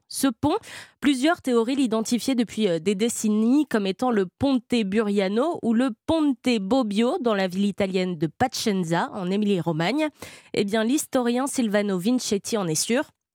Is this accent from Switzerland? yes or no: no; France; chez nous en France